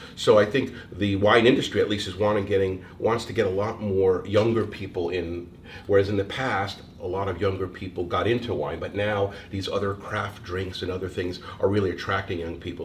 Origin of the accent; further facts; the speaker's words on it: Eastern Connecticut, United States; moved away as an adult; also born or lived in Rhode Island / Boston / New York; now in Oregon, United States; Originally from Connecticut, Eastern Connecticut, and then when I got out of Bryant, I was living in Connecticut for a number of years